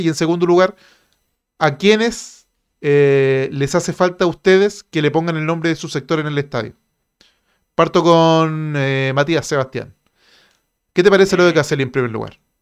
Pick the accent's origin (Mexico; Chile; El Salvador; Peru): Chile